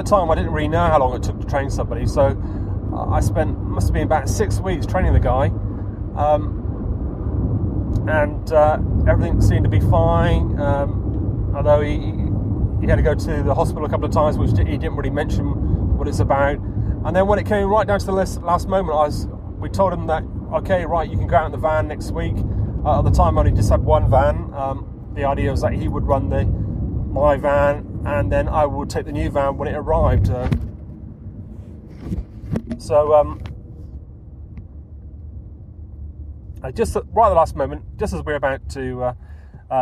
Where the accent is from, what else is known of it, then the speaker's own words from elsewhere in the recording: Taunton, South West England, United Kingdom; also born or lived in Wiltshire; my hometown, which was Taunton